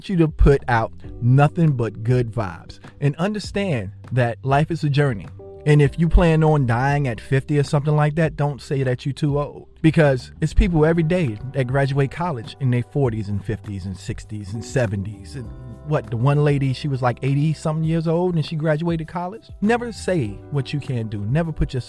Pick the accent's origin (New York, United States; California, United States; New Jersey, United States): New Jersey, United States; Jersey City; my childhood growing up in Jersey City